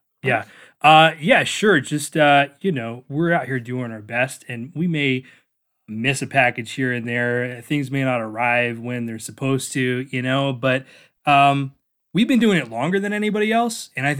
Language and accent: English; Phoenix, Arizona, United States; now in Andover, United States; I moved here for the job. I'm from Phoenix.